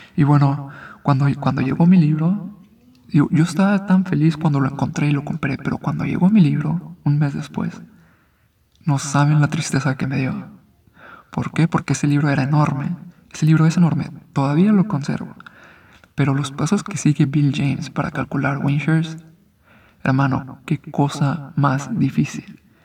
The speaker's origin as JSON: {"language": "Spanish", "country": "Mexico", "also_born_or_lived": "Guadalajara", "said": "soy mexicano"}